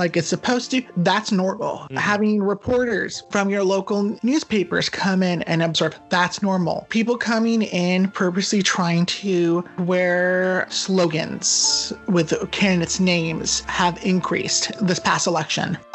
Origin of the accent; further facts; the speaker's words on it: United States; as Americans